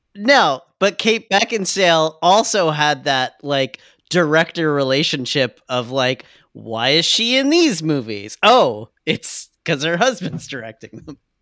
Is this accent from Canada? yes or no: yes; Canada; I'm Canadian as fuck